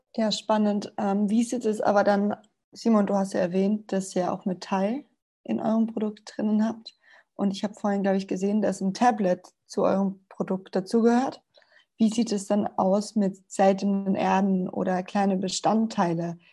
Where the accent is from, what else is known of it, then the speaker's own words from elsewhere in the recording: Spain; now in Vienna, Austria; ich bin Spanierin und ich bin in der Sonne aufgewachsen und der Umzug hierher, der war tragisch